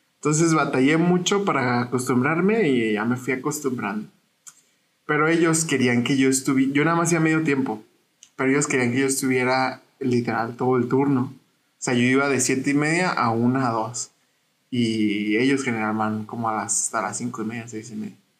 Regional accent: Parral, Chihuahua, Mexico; Yo soy de Parral y Parral es un rancho.

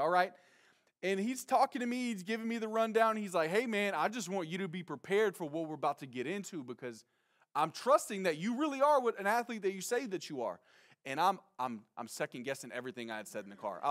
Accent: Nacogdoches, Texas, United States; moved away; also born or lived in San Francisco; I'm from Texas. I'm from Nacogdoches, Texas, to be specific.

